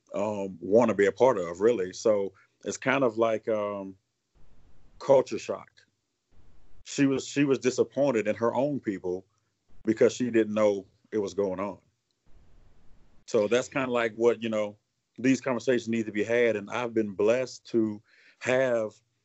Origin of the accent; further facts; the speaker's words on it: South Louisiana, United States; also born or lived in Hannibal, Missouri; born and raised in South Louisiana.